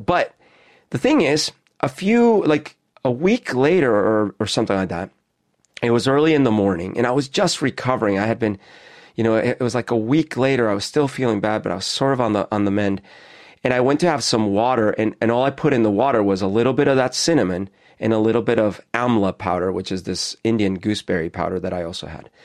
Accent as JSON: {"language": "English", "country": "Colombia", "tie": "born or raised there", "moved": "yes", "said": "that's the kind I grew up with in Colombia."}